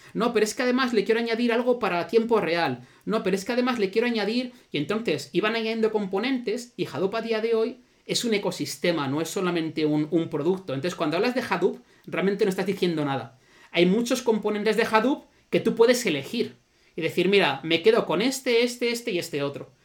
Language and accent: Spanish; Zaragoza, Aragon, Spain; Zaragoza, la ciudad de donde soy